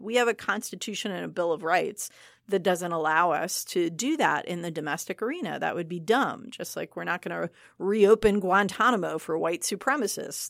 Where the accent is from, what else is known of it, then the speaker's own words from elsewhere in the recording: Michigan, United States; I am from Michigan